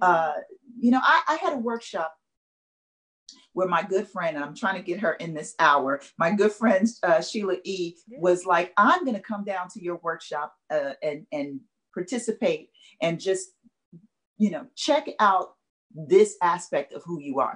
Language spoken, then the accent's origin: English; Chicago, Illinois, United States; moved away as an adult; now in Los Angeles, United States; I'm from Chicago, born and raised, the west side of Chicago.